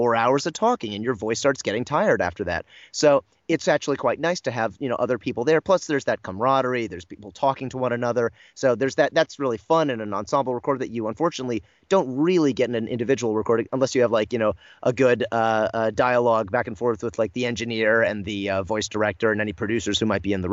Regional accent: United States; as an American

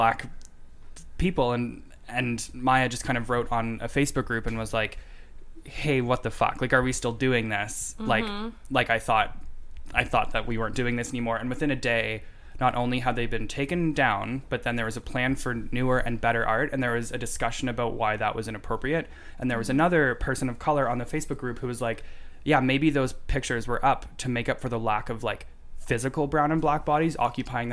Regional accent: Canada; as a Canadian

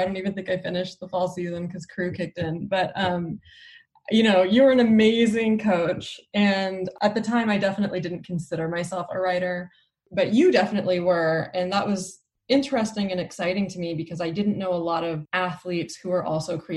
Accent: Albuquerque, New Mexico, United States; now in Oakland, United States; I live in Oakland, California. I grew up in Albuquerque, New Mexico

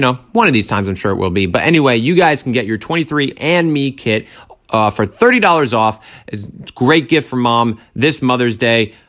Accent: Rhode Island, United States; I'm from Rhode Island, so Rhode Island's a very small state.

